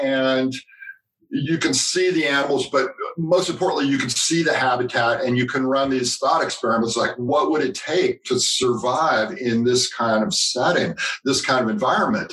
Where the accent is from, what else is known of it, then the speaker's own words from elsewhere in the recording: California, United States; growing up in California, I had been to Yosemite